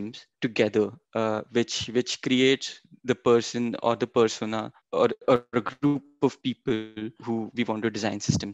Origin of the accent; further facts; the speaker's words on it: Maharashtra, India; moved away as an adult; now in Canada; being raised in India